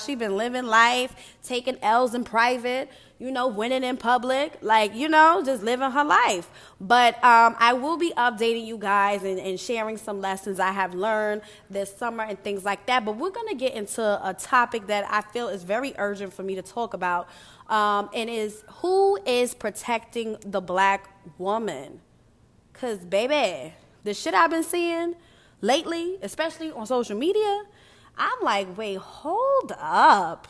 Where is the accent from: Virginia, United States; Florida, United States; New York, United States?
New York, United States; I'm from New York